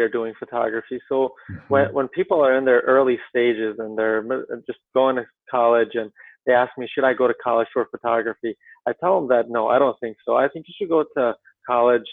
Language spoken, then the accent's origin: English; Ohio, United States; now in Connecticut, United States; I live in Connecticut at this time, and I grew up in Ohio